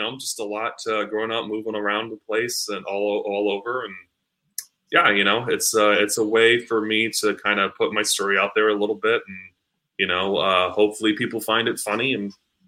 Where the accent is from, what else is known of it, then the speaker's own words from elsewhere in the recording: New York, United States; born there; So I was born in New York, and my mom is born and raised in the Bronx.